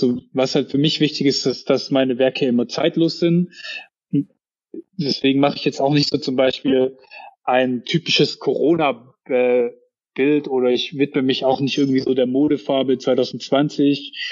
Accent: Baden-Württemberg, Germany; Dann kosten irgendwie 700, 800 Euro so sehe ich halt dann als Schwabe auch nicht immer ein, mir sowas zu kaufen.

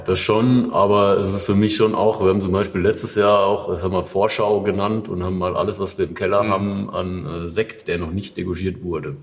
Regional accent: Odenwald, Hesse, Germany; ich ja eigentlich auch gebürtiger Odenwälder bin

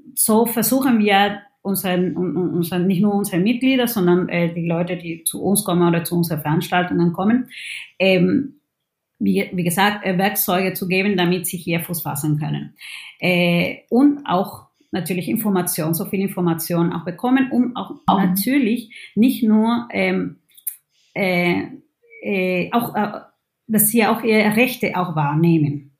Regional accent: Peru; German is a second language; now in Germany; ich bin Peruanerin

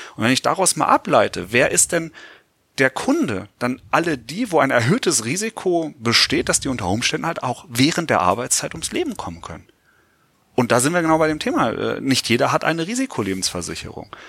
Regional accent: Göttingen, Lower Saxony, Germany; Ich komme aus Göttingen, wir haben da einen Erstliga-Club

